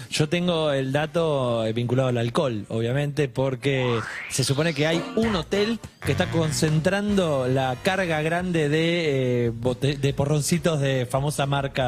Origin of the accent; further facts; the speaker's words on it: Argentina; ser argentino y representar